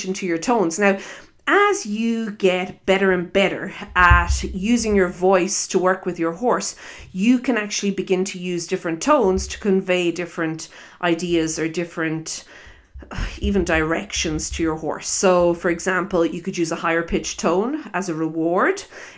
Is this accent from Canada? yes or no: no; Ireland; accent: Irish; also born or lived in South Africa; I am Irish, if you listen to my accent